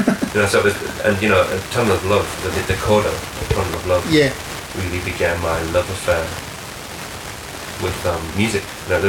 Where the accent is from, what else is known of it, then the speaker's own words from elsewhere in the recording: New Zealand; look, I'm from New Zealand, I've never really worked with anybody I haven't